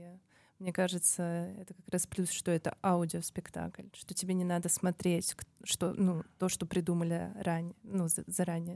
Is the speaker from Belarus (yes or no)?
no; Tashkent, Uzbekistan; для меня быть жителем Ташкента, Узбекистана, а, это быть, это родиться в своей семье